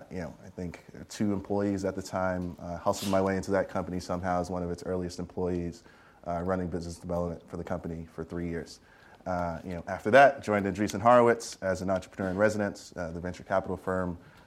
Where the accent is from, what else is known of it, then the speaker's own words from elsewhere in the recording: Queens, New York, United States; As Tina mentioned, I grew up in Queens, New York, born and raised. Pretty humble beginnings, the whole rose that grew from concrete story, right? I grew up projects, welfare family, all that stuff.